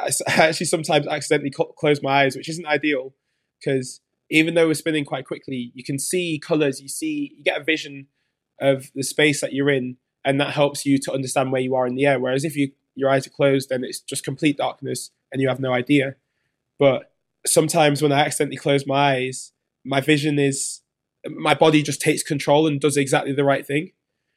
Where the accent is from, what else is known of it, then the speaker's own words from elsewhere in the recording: Jamaica; I've always had to think about different ways to make money being a Jamaican diver, because I don't get the funding that my British friends get for being at this level.